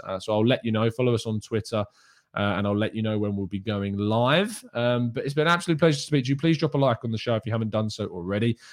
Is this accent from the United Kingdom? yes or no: yes; England, United Kingdom; I, as an English person